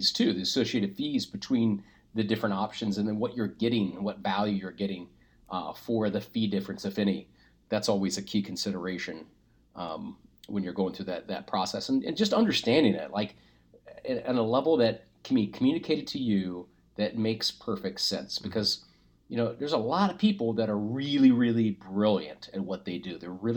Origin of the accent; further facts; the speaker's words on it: Springfield, Ohio, United States; I grew up in Springfield